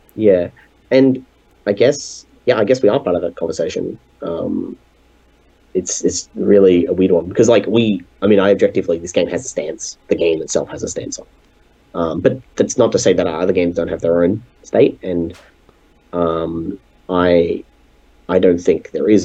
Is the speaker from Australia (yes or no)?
yes; Australia; an Australian game developer